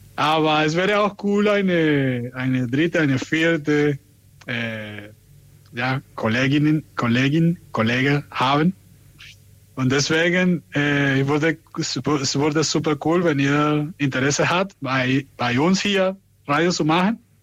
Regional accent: Venezuela; German is a second language; now in Germany; ich komme aus Venezuela

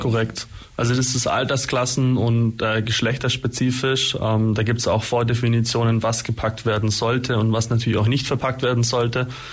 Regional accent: Holzheim, Germany; in meinem Heimatdorf beispielsweise Holzheim

